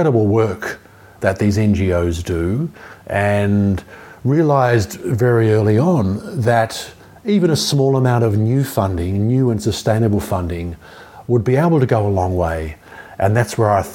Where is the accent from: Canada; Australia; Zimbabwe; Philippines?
Australia; Melbourne, Victoria; moved away as an adult; also born or lived in Cuba / Miami; I'm from Melbourne originally, Jewish background